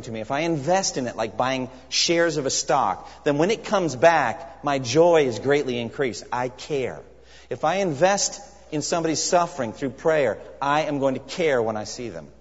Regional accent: United States; also born or lived in Japan; as an American.

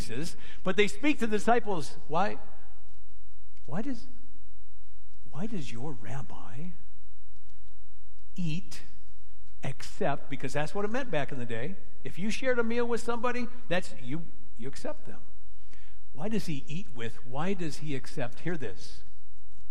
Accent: Aurora, United States; I'm from the East Side, born and raised.

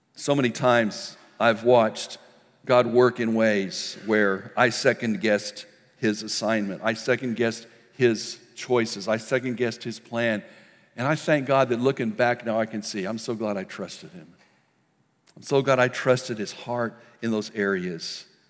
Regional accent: El Paso, Texas, United States; When I was a kid, I grew up in El Paso, Texas.

